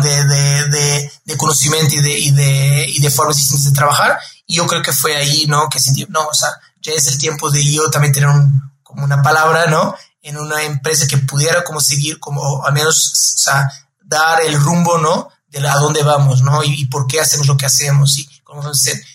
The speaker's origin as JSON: {"language": "Spanish", "region": "Lisbon", "country": "Portugal", "tie": "born or raised there", "moved": "yes", "said": "yo soy portugués, ¿no? Como mencionar, soy de Lisboa, ahí nací, tengo toda mi familia en Lisboa"}